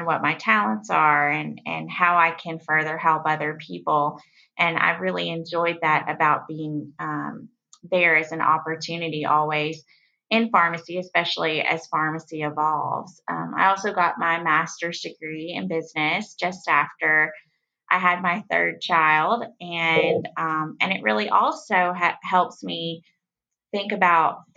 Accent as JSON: {"language": "English", "region": "West Tennessee", "country": "United States", "tie": "born or raised there", "said": "I grew up in West Tennessee, so small town girl"}